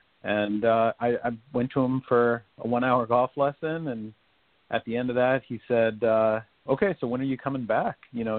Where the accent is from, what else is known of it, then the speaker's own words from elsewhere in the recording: Chicago, Illinois, United States; And I grew up in Chicago, right on the south side in the city.